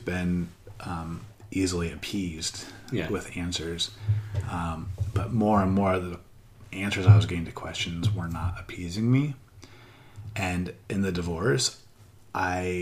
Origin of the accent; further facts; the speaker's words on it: Midwest, United States; moved away as an adult; now in Thailand; I'm a Midwestern white guy from America